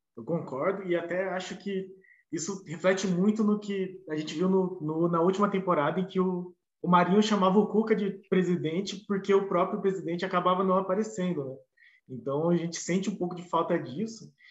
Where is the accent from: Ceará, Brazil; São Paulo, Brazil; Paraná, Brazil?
Paraná, Brazil; Curitiba; a gente é de Curitiba, a gente não é de Santos